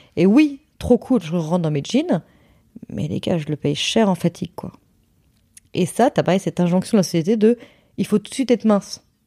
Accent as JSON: {"language": "French", "town": "Hossegor", "region": "Nouvelle-Aquitaine", "country": "France", "moved": "yes", "said": "dans le sud-ouest chez moi à Osgore"}